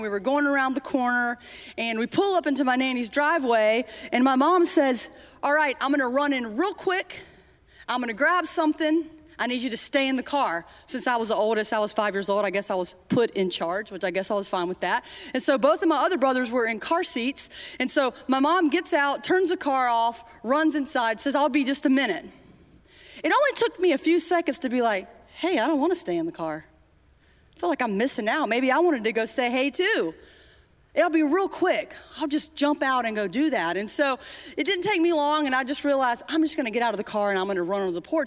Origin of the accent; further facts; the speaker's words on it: Timmonsville, South Carolina, United States; I grew up in Timonsville, Florence, South Carolina area